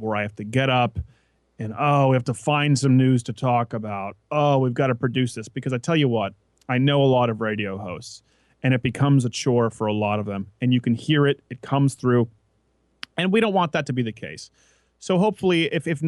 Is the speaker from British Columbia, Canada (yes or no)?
no; Quebec, Canada; first language English; now in United States; raised as an English-speaking Canadian in French Canada